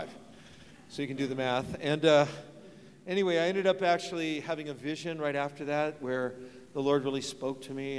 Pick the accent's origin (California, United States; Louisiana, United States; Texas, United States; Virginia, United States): California, United States; San Francisco; I grew up in San Francisco